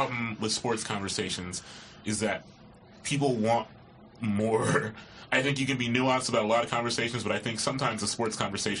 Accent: Columbus, Ohio, United States; growing up in Columbus.

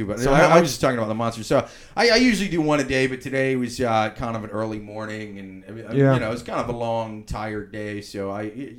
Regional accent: Midwest, United States; moved away; I'm from the Midwest originally, so like, even though I grew up in a college town

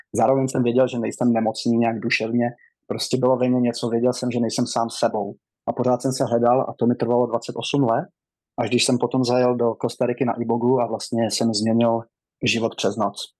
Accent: Rokycany District, western Bohemia, Plzeň Region, Czechia; moved away as an adult; now in United States; Já pocházím, a, z Rokycanska, mám čtyřicet

